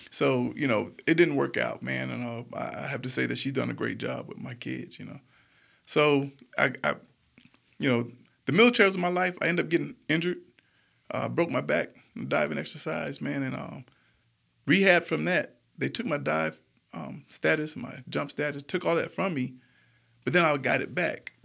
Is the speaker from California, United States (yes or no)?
yes; San Diego, California, United States; now in Montgomery, United States; We grew up in the hood, Logan Heights in San Diego